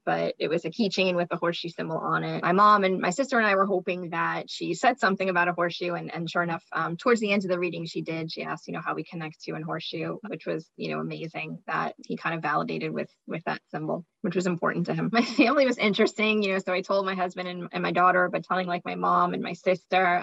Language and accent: English; Massapequa, New York, United States; I'm from Massapequa, New York